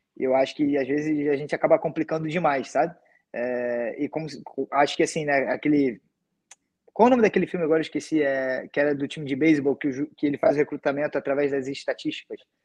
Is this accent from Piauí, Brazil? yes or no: no; Rio de Janeiro, Brazil; sou do Rio